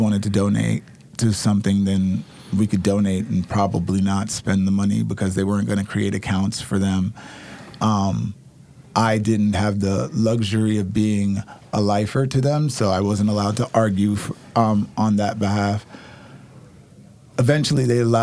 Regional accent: New York, United States; now in Oregon, United States; I'm from New York

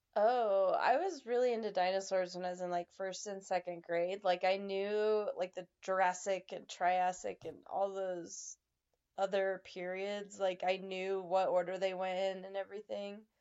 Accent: Nevada, United States; my home state of Nevada

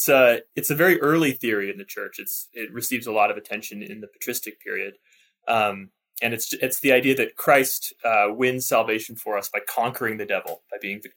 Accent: Seattle, Washington, United States; now in Newberg, United States; I'm from the Seattle area. Nice. So I'm 3.5 hours from my parents and from my in-laws.

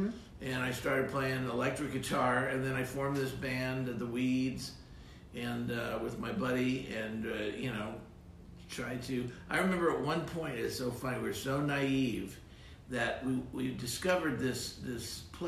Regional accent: San Diego, California, United States; San Diego.

